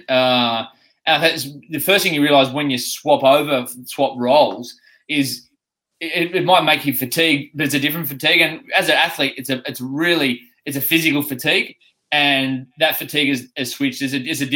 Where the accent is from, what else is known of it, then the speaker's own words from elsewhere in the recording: Australia; now in United Kingdom; when I go back to Oz